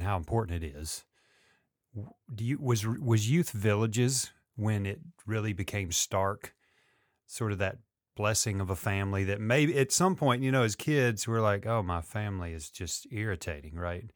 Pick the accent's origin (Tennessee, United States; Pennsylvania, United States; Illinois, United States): Tennessee, United States; Memphis; … and I grew up in Memphis